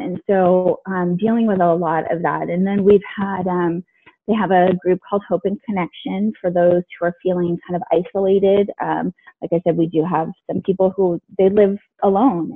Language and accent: English; California, United States; also born or lived in Alexandria, Virginia; I was born in Alexandria, Virginia, but I've lived in California most of my life